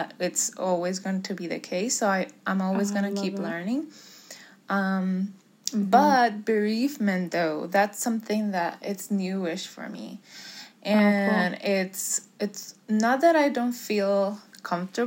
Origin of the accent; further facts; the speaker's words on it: Puerto Rico; now in Florida, United States; I grew up in Puerto Rico